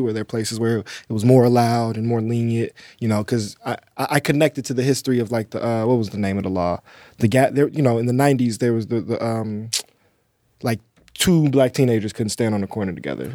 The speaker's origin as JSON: {"language": "English", "town": "Chicago", "region": "Illinois", "country": "United States", "tie": "born or raised there", "said": "growing up on the South Side, you know, eighty-seventh Street's"}